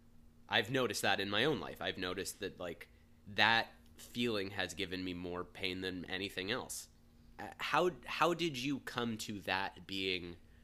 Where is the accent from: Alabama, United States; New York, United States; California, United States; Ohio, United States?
Ohio, United States; Cincinnati; We grew up in Cincinnati, just for those listening.